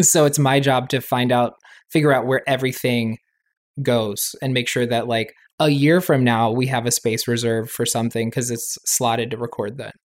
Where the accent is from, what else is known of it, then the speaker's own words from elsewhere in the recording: Raleigh, North Carolina, United States; moved away as an adult; also born or lived in New York; growing up in North Carolina, in a Southern Baptist community